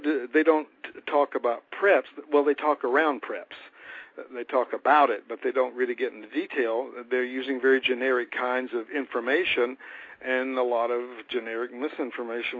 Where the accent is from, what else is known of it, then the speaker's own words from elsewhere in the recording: North Carolina, United States; I am a country boy from North Carolina